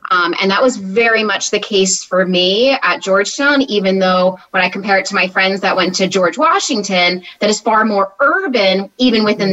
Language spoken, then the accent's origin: English; New Jersey, United States; I grew up in South Jersey, as far south as you can get, at a shore vacation type town